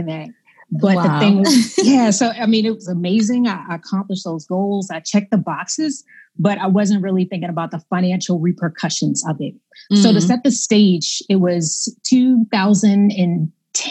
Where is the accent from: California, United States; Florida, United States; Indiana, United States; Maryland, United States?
Maryland, United States; Baltimore; I grew up in Baltimore, Maryland, kind of inner city